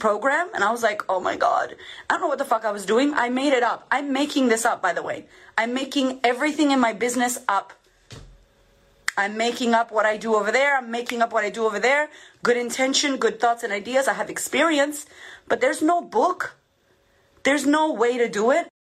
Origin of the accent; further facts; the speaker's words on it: Boston, Massachusetts, United States; I'm a chick from Boston, from the hood, who had no money, no, I had food stamps, I grew up messed up